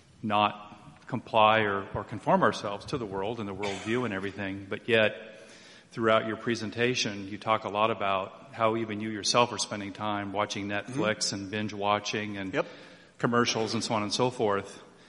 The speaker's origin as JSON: {"language": "English", "town": "St. Louis", "region": "Missouri", "country": "United States", "said": "St. Louis, Missouri."}